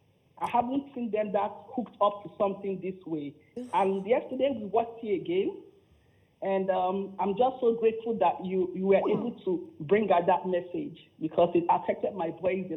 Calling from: Ontario, Canada; I'm calling from Canada.

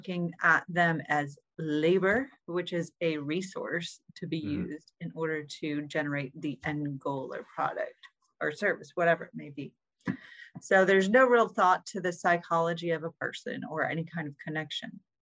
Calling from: Maine, United States; I'm calling in from beautiful Maine.

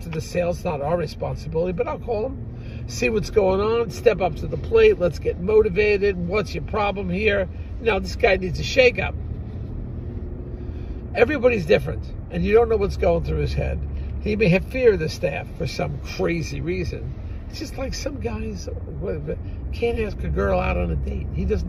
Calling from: New Jersey, United States; we're calling you from New Jersey

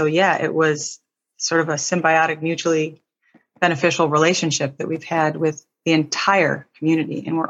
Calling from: California, United States; The East Bay near Oakland, California.

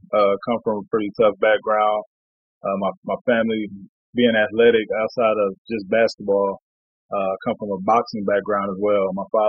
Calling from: Sapporo, Hokkaido, Japan; I'm calling in from Sapporo, Japan. It's on the northernmost island of Japan, island called Hokkaido, city called Sapporo.

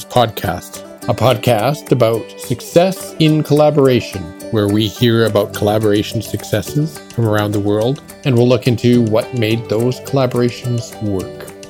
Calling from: Western Canada, Canada; Well, I'm uh, I'm joining you from Western Canada, so it's Sunday afternoon my time.

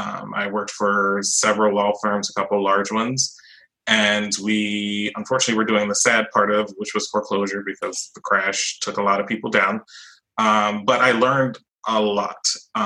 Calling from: Orlando, Florida, United States; I'm calling from Orlando, Florida, Sunshine State.

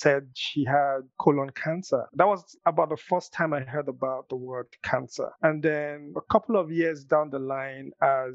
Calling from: Nigeria; I'm calling in from Nigeria.

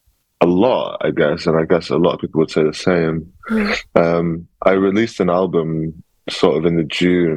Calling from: Peckham, London, United Kingdom; I'm joining from Peckham. I just moved in to a new flat here on Wednesday

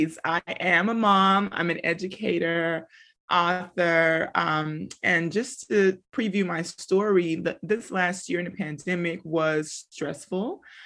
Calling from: McKinney, Texas, United States; So I'm tuning in from McKinney, Texas. That's Dallas, Texas, for those who don't know where McKinney is.

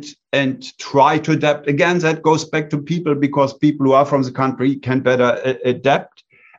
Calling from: Bonn, North Rhine-Westphalia, Germany; I am calling in from Bonn, Germany.

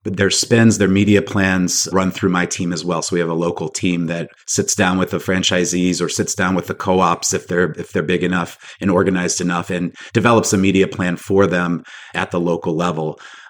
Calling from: Charlotte, North Carolina, United States; Charlotte, North Carolina today.

